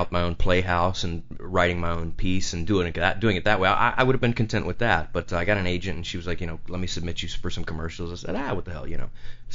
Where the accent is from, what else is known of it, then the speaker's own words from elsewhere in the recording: a little town outside of Houston, Texas, United States; also born or lived in Lake Charles, Louisiana; We went to a little town outside of Houston in Texas, and I grew up there